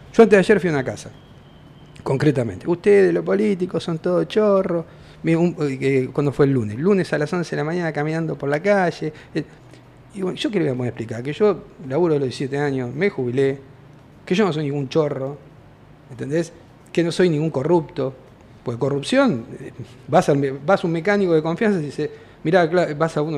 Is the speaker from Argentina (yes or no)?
yes; Argentina; como argentino